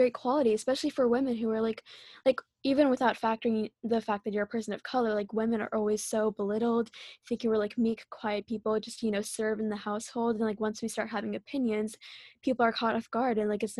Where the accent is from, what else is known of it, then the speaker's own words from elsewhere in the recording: India; Or like for me being Indian, like I don't even know, but I guess spray tans, right? Like us Indian girls, like the bleaching industry is so huge